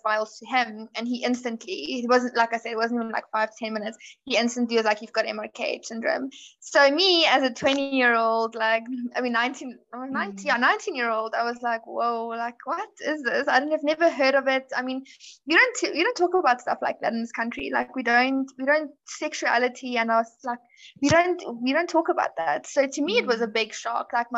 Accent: South Africa; I am from South Africa.

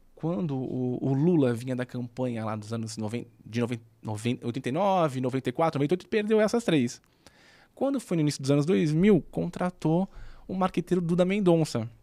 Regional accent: Santos, São Paulo, Brazil; moved away as an adult; now in São Paulo, Brazil; como eu sou de Santos, era muito mais difícil para mim no sentido que, se você quisesse ter uma carreira, teria que vir para São Paulo

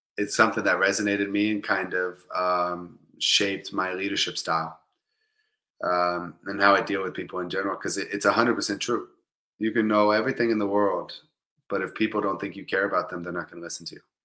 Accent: Tampa, Florida, United States; also born or lived in Kansas City, Missouri; I'm from Tampa Bay, Florida

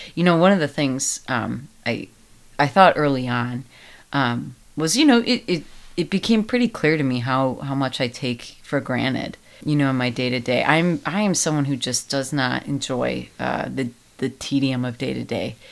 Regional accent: United States; I am very American

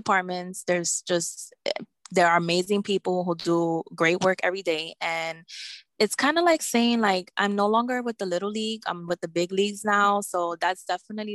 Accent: New York City, New York, United States; also born or lived in Bronx, New York; I was born and raised in Brooklyn, New York. I'm currently residing in the Bronx

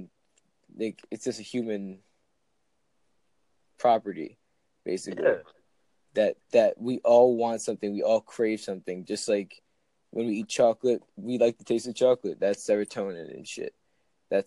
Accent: New Jersey, United States; I'm from Jersey.

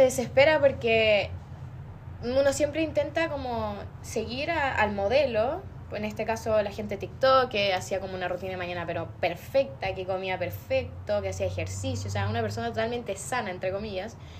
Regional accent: Osorno, Los Lagos, Chile; moved away as an adult; now in Temuco, Chile; yo no soy de acá de Temuco, que es donde es la Nicole, yo soy de Osorno

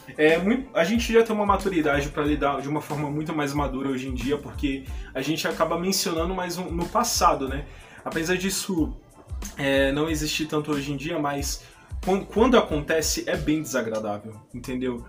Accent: São Paulo, Brazil; Eu sou daqui de São Paulo, capital

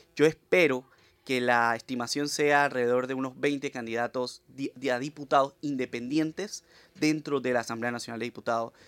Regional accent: San Miguelito, Panama; vengo del distrito de San Miguelito, un distrito que tiene mucha gente profesional, olvidado

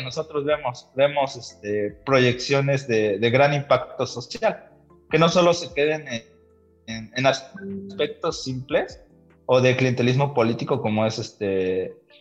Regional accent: Valle, State of Mexico, Mexico; born or raised there; also born or lived in Toluca

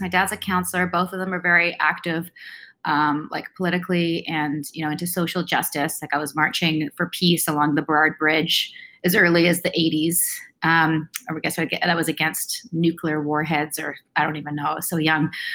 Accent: Vancouver, British Columbia, Canada; I grew up in Vancouver, um, born and raised here

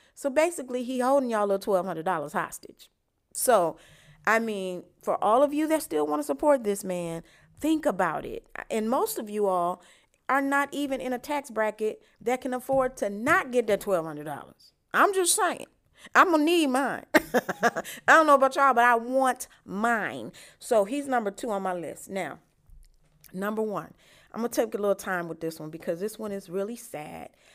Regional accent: Chicago, Illinois, United States; my hometown, Chicago

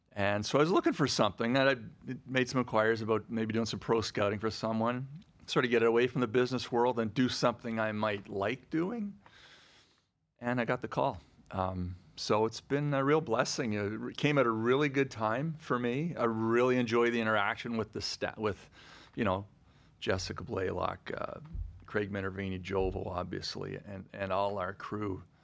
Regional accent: Ottawa, Ontario, Canada; moved away; I grew up in Ottawa, so I, I, I went to, when I was gr-, sixth grade, I was a school patrol

